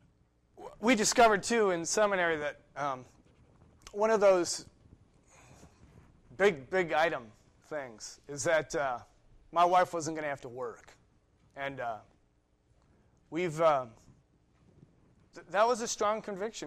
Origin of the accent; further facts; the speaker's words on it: Ohio, United States; moved away as an adult; also born or lived in New York; I grew up in Ohio